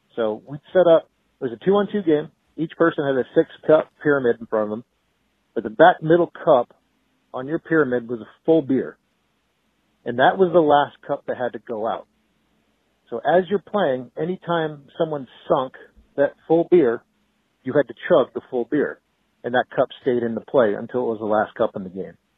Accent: Boston, Massachusetts, United States; moved away; I'm from Boston originally

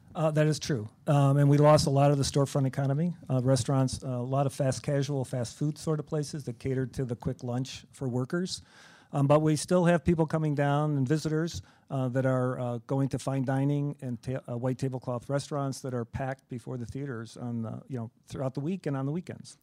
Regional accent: Chicago, Illinois, United States; we're all from Chicagoland

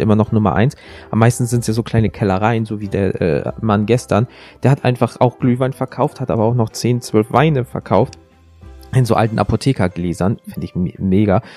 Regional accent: Rhineland, Germany; Ich komme aus dem Rheinland. CHSCH klingt für mich alles gleich.

